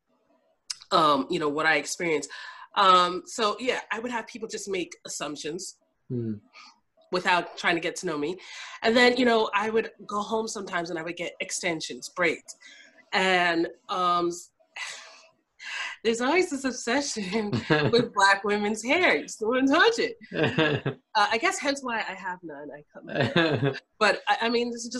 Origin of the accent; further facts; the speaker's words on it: New York City, New York, United States; also born or lived in Caribbean (family); I'm from the Bronx